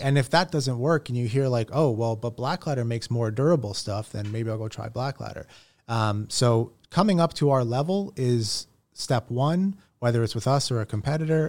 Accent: Toronto, Ontario, Canada; born and raised in Toronto

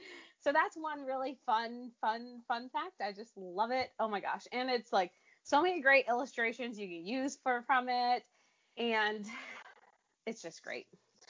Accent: Grand Rapids, Michigan, United States; born there; now in Detroit, United States; I am from all over, currently living in Michigan, which is actually where I was born. I was born in Grand Rapids, but now I live in the Detroit area.

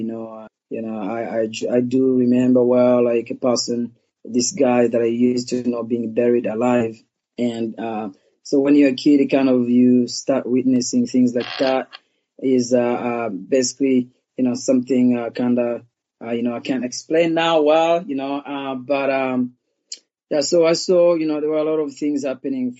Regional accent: Rwanda; also born or lived in Portland, Oregon, United States; now in Los Angeles, United States; I was born in Rwanda and, you know, I was about, you know, 5 years old when the genocide happened there.

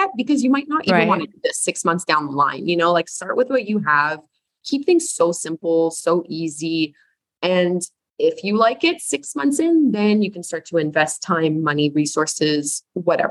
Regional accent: Canada; I'm Canadian.

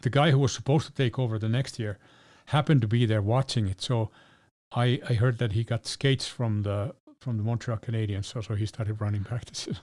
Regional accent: Helsinki, Uusimaa, Finland; My hometown of Helsinki.

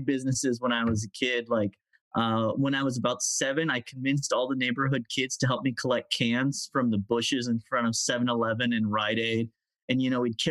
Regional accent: United States; also born or lived in London, England / South Florida / Southern California; born in London, England, but grew up in South Florida and Southern California

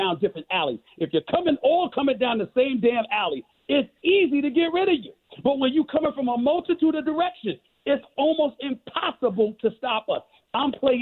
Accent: New York City, New York, United States; When I was growing up in Hollis, I had to carry a basketball around me.

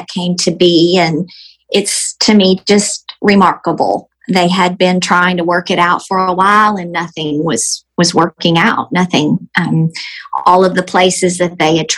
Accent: Texas, United States; I am about to be 54, and I am from Texas.

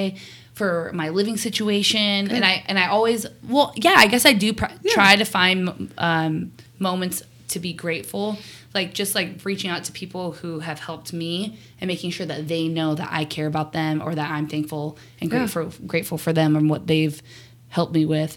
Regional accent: Pacific Northwest, United States; we're from the Pacific Northwest

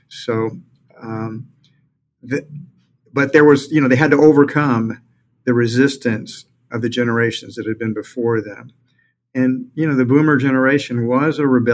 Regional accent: Houston, Texas, United States; I grew up in Houston

